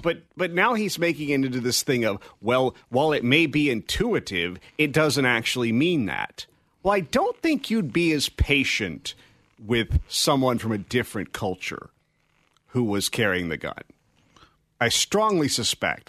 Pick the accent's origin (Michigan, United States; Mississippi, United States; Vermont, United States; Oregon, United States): Mississippi, United States; I was born in Mississippi